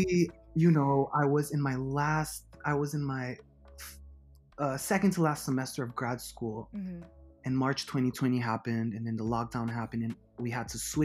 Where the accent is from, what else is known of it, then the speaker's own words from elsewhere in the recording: Haiti; moved away as an adult; also born or lived in Miami, Florida, United States / Washington, D.C., United States; I grew up and I was raised in Haiti. I actually left Haiti for college.